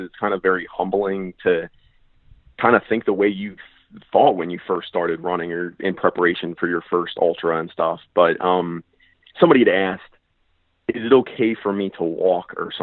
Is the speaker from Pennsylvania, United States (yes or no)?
yes; Reading, Pennsylvania, United States; my hometown's actually Reading, Pennsylvania.